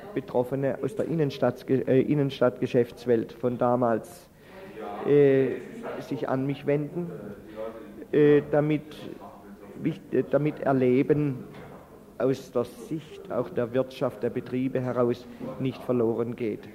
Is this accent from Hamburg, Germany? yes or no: no; Freiburg, Baden-Württemberg, Germany; als Freiburger Bürger, der das auch erlebt hat und der Stadt äh, vielfältig verbunden ist